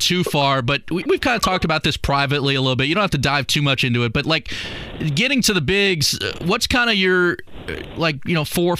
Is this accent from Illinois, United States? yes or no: yes; Chicago suburbs, Illinois, United States; moved away as an adult; I was obviously coming from the Chicago suburbs